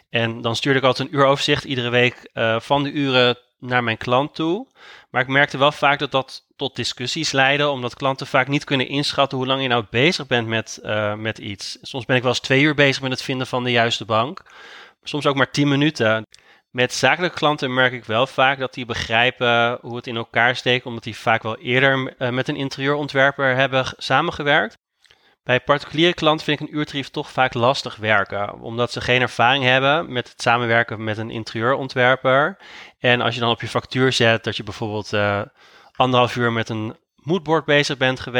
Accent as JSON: {"language": "Dutch", "town": "Amsterdam", "region": "North Holland", "country": "Netherlands", "said": "ik ben interieurontwerper uit Amsterdam"}